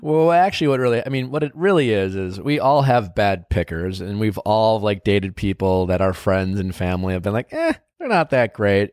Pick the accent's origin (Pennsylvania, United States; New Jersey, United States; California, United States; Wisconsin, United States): Wisconsin, United States; Milwaukee; my hometown